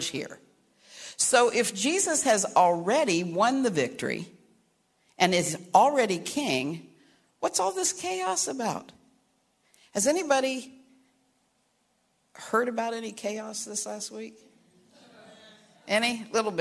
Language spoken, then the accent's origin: English; Caldwell, Ohio, United States; also born or lived in Kentucky; I was born in Kentucky, raised in southern Ohio